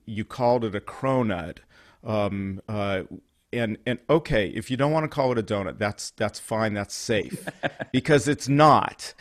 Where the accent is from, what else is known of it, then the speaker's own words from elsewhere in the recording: Concord, California, United States; also born or lived in Livermore, California; now in Fresno, United States; I'm born and raised in California, but I'm not from areas where there are a lot of Jews. So, there, yes, there are a lot of Jews in the Bay Area, but when you get out to Concord, where I grew up